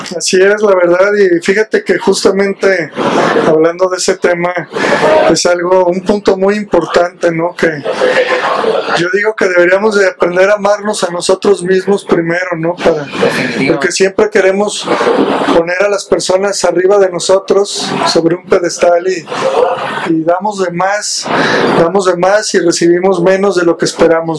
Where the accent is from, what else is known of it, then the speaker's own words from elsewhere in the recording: Mexico; Nos juntamos para celebrar como buenos mexicanos